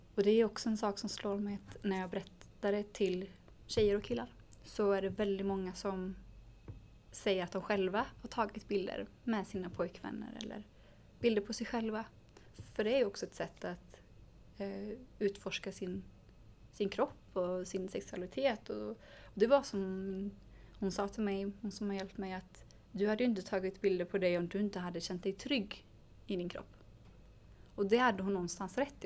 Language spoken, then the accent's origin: Swedish; Sweden; i samhället där jag växte upp